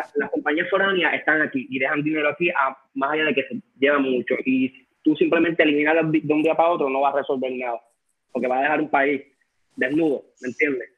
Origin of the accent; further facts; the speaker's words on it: Puerto Rico; nosotros como puertorriqueños